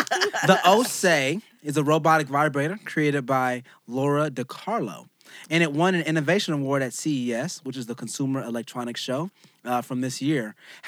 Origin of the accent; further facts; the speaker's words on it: United States; I'm an American.